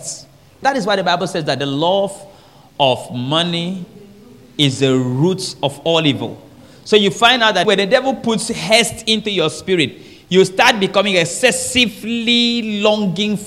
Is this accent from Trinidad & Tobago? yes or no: no; Nigeria; I'm from Nigeria.